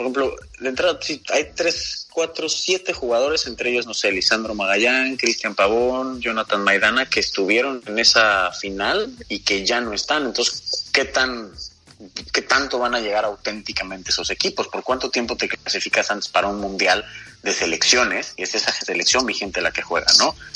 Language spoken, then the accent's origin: Spanish; Mexico; como mexicanos